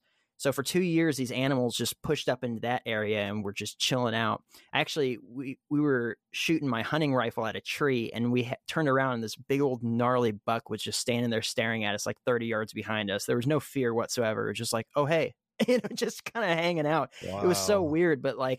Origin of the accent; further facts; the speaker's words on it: Fresno, California, United States; And so I grew up in Fresno, and yeah, definitely would have been meth in Fresno.